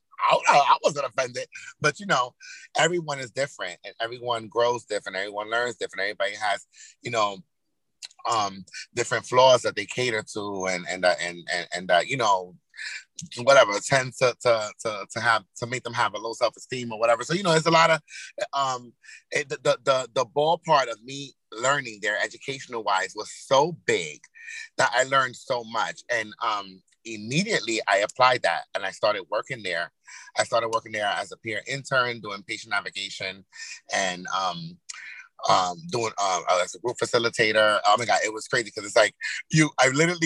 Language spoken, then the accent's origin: English; Yonkers, New York, United States; moved away as an adult; now in Hackensack, United States; originally I'm from Yonkers, New York, YO, home of the Braves.